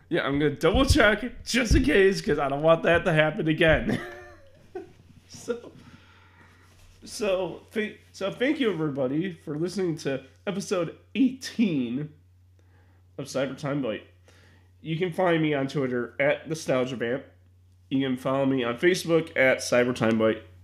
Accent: Chicago, Illinois, United States; also born or lived in Ohio; me being a Chicagoan

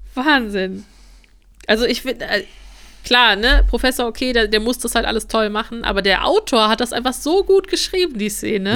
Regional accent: Germany; wir sind halt auch Deutsche.

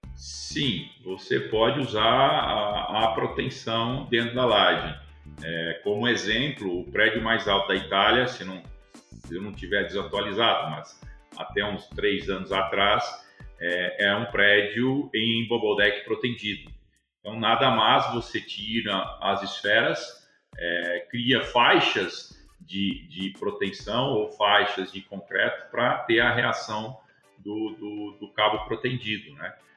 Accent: Rio Claro, São Paulo, Brazil; also born or lived in Bauru; Eu sou do interior de São Paulo, né? Nascido no interior, na cidade de Bauru. Vivi toda a minha, minha infância e minha vida até a faculdade é, em Rio Claro

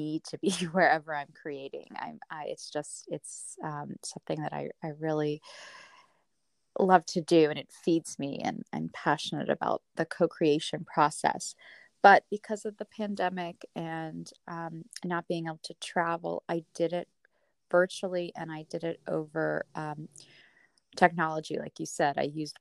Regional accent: Myrtle Beach, South Carolina, United States; also born or lived in Boston; now in Los Angeles, United States; I was born in Boston, and I grew up in Myrtle Beach, South Carolina, which you and I have in common

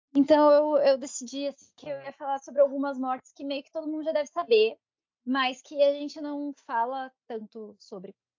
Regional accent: Santa Catarina, Brazil; eu sou de Santa Catarina

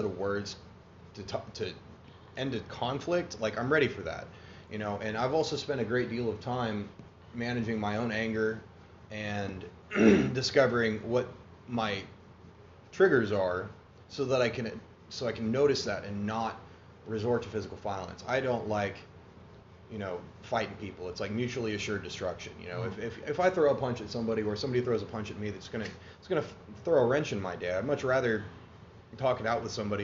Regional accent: Broken Arrow, Oklahoma, United States; I grew up out in Broken Arrow

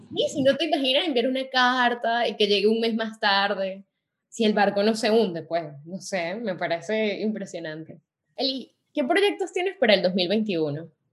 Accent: Venezuela; now in Paris, France; cuando estábamos en Venezuela o en nuestro país de origen

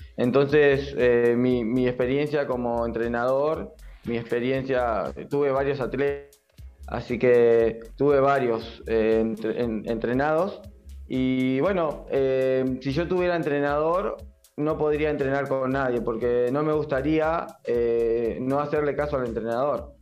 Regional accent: Avellaneda, Buenos Aires Province, Argentina; yo soy de, Avellaneda

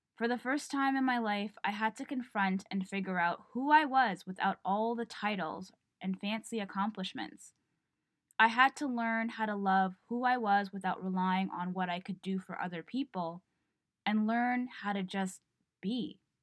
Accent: Toronto, Ontario, Canada; I was born and raised in Toronto

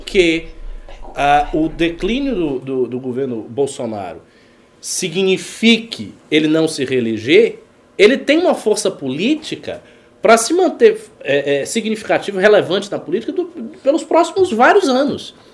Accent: Bahia, Brazil; eu sou baiano

